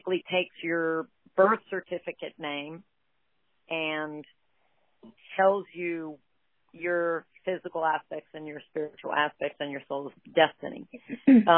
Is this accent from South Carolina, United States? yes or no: no; Lafayette, Louisiana, United States; I am born and raised in Lafayette, Louisiana